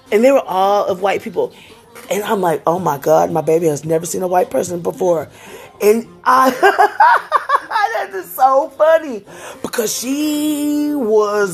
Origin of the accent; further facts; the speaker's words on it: Houston, Texas, United States; also born or lived in Acres Homes, Houston; now in Spring, United States; I'm from Greens Point, and my two oldest kids from Greens Point. That's what we claim as our hood